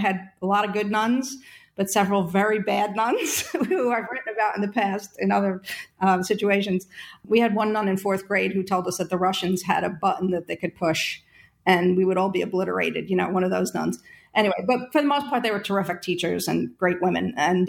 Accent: Jersey City, New Jersey, United States; moved away as an adult; also born or lived in Alaska; I grew up in Jersey City, New Jersey, which was a working class community. My dad was a checker at a warehouse. My mom worked at the DMV.

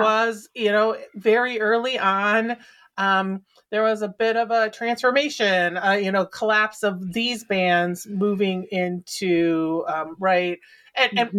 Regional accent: Midwest, United States; moved away; also born or lived in Philadelphia, Pennsylvania; I grew up in the Midwest, but I lived in Philly for a long time

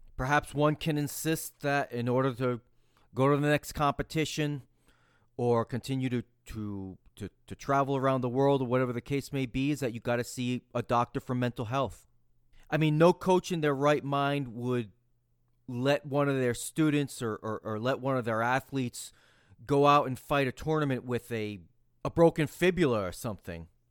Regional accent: United States; I'm an American

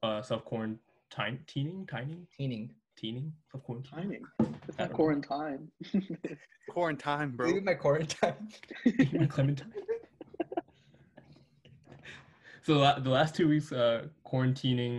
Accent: Northern Virginia, United States; also born or lived in Singapore; I was born in Singapore and moved to the U.S. at 2 years old. When I was 2 years old, been living in Northern Virginia since then

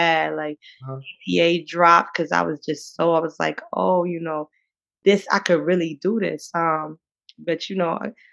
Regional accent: Eastern North Carolina, United States; I grew up in a very small town in Eastern North Carolina, like at max 2,000 people

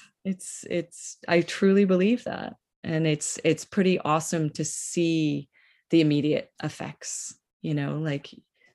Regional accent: Northeast, United States; I'm from the Northeast

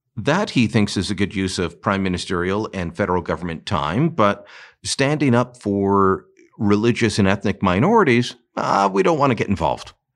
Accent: Canada

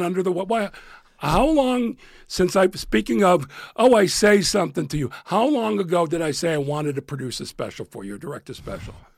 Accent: Chicago, Illinois, United States; moved away as an adult; also born or lived in New York / Los Angeles; I was from Chicago

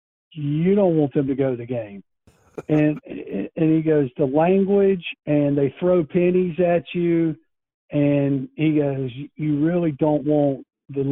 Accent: Henderson, North Carolina, United States; my hometown of Henderson

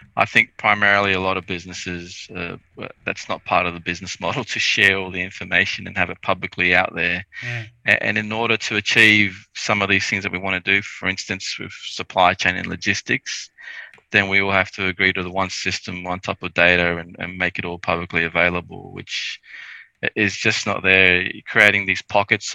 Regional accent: North Queensland, Australia; I grew up in North Queensland. We didn't have aircon

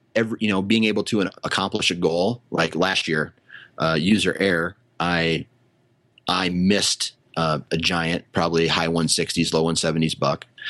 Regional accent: Iowa, United States; I was born in Iowa and this is where I happen to live

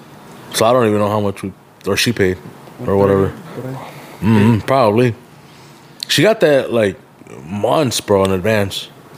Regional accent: Aurora, United States; I'm like, oh, I'm from Aurora too.

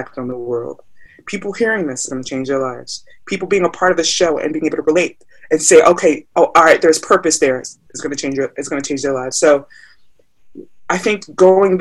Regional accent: United States; my parents are Nigerian. So I'm Nigerian American, first generation born here

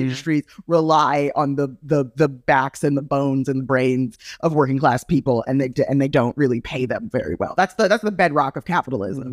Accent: Jamaica; I'm Jamaican

